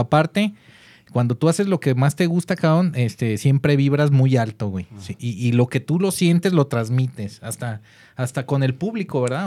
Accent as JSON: {"language": "Spanish", "town": "Guadalajara", "region": "Jalisco", "country": "Mexico", "said": "así somos los tapatíos"}